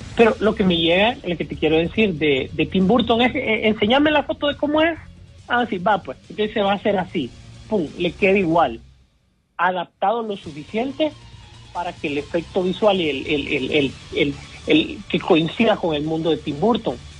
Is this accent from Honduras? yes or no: yes; La Esperanza, Intibucá, Honduras; yo también soy de La Esperanza